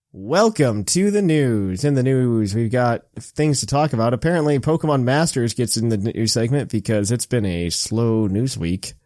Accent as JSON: {"language": "English", "region": "Indiana", "country": "United States", "moved": "yes", "lives_now": "Dayton, Ohio, United States", "said": "I'm originally from Indiana"}